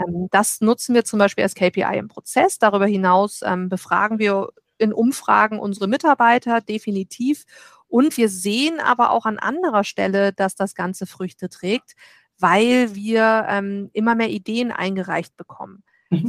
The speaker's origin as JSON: {"language": "German", "country": "Germany", "said": "als Deutsche"}